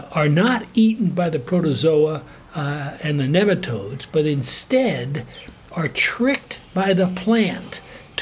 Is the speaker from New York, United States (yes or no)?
yes; New York, United States; moved away; also born or lived in Alaska; I grew up in New York on a little gentleman's farm in a suburban community